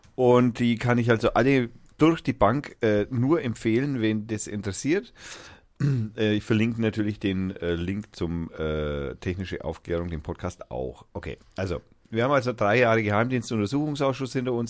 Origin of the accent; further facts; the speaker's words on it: Franconia, Bavaria, Germany; Ich bin aus Franken